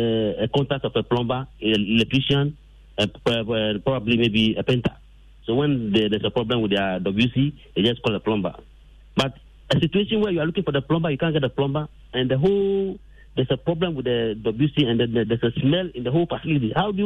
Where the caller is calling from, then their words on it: Ghana; I'm calling from Dodua.